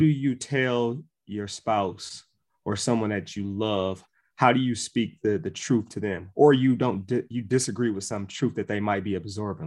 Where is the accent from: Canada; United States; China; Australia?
United States; Milwaukee, Wisconsin; Milwaukee, Wisconsin